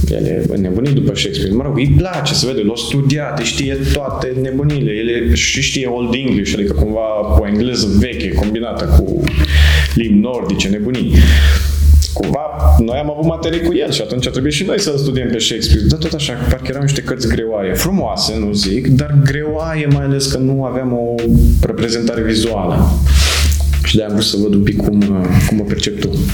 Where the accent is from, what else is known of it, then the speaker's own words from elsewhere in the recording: Moldavia, Romania; now in Cluj-Napoca, Romania; eu vin din Moldova și acolo, bine, și de la școală suntem învățați cumva să ne descurcăm noi